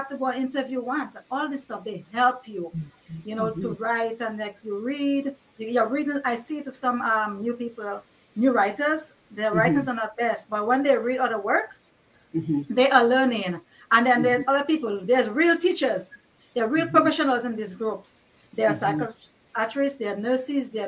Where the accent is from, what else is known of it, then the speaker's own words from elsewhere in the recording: Dominica; I grew up in Dominica